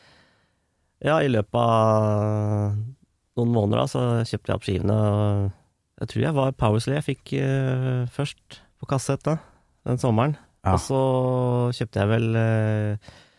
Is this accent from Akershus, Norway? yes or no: yes; Strømmen, Akershus, Norway; now in Løvenstad, Norway; jeg er opprinnelig fra Strømmen, men jeg bor på Løvenstad